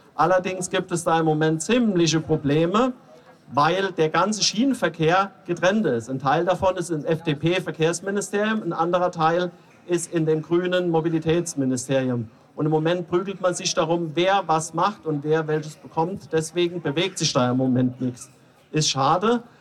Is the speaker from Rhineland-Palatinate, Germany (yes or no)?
yes; Simmern, Rhineland-Palatinate, Germany; Das ist meine Heimatstrecke. Ich komme aus Simmern-Hunsrück.